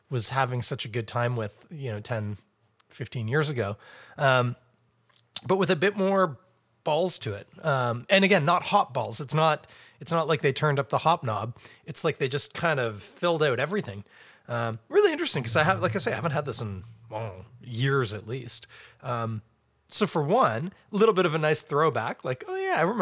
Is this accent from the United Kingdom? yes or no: yes; England, United Kingdom; now in Canada; Fine, fine. I'm English. We've already discovered that.